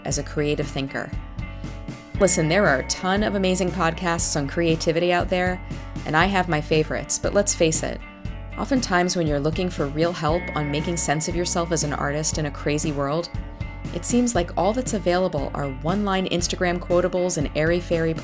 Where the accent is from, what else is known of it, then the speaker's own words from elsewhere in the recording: New York City, New York, United States; I grew up in New York City